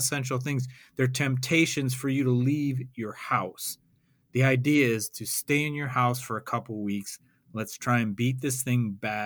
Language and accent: English; Roseville, Michigan, United States; I'm from Roseville, or I grew up in Roseville